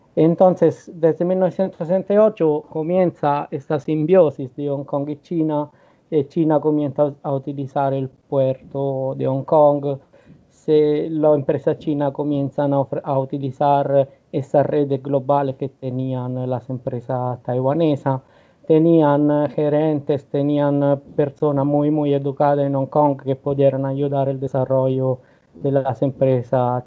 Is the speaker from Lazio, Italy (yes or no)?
yes; Rome, Lazio, Italy; yo soy de Roma